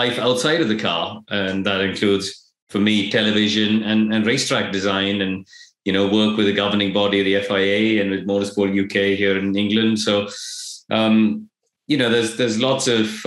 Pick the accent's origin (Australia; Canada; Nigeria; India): India; moved away; I grew up in India.